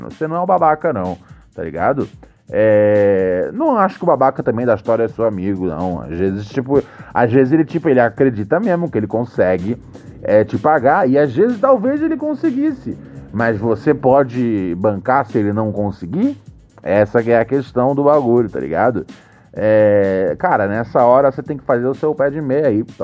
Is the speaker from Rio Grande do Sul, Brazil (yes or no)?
no; Rio de Janeiro, Brazil; sou daqui do bairro do Caxambi, Meyer, no Rio.